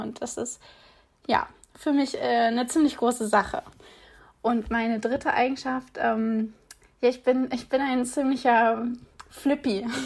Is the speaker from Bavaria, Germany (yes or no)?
no; East Frisia, Lower Saxony, Germany; moved away as an adult; now in Hamburg, Germany; bin ich auch norddeutsche, gebürtige Ostfriesin, also komme direkt von der Nordsee